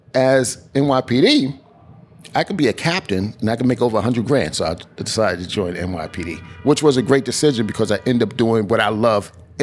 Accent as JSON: {"language": "English", "town": "New York City", "region": "New York", "country": "United States", "tie": "born or raised there", "said": "I was born and raised in East New York."}